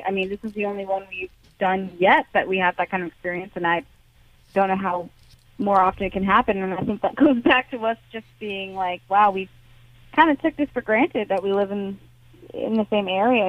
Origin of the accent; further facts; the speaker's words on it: south coast of Massachusetts, United States; we're from Massachusetts